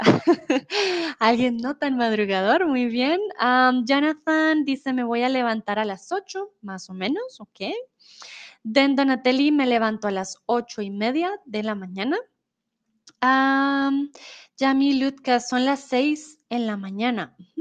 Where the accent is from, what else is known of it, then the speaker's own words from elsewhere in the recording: Colombia; soy de Colombia